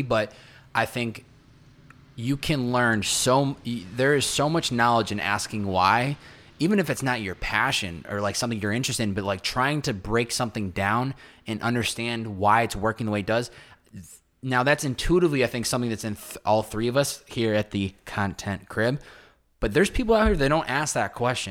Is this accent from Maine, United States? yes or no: no; Massachusetts, United States; I'm from Massachusetts